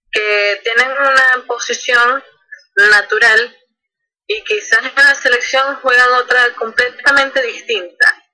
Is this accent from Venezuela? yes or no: yes; Venezuela; Como buena venezolana.